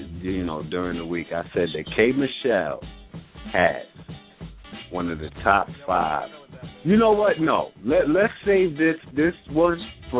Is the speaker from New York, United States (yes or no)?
yes; New York, United States; as a New Yorker, born and raised